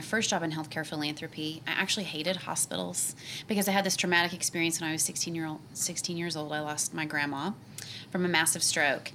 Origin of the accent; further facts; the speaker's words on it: Oklahoma City, Oklahoma, United States; I was born and raised in the state of Oklahoma. I grew up here in Oklahoma City